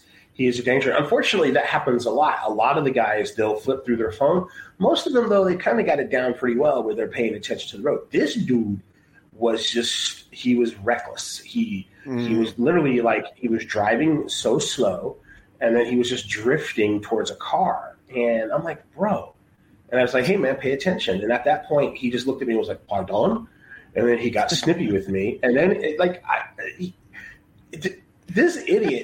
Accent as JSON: {"language": "English", "region": "Texas", "country": "United States", "moved": "yes", "said": "I'm from Texas as well."}